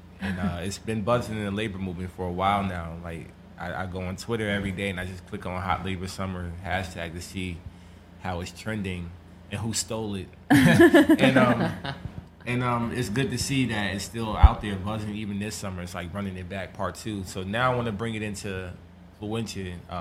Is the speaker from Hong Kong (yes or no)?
no; Hackensack, New Jersey, United States; my hometown's Hackensack.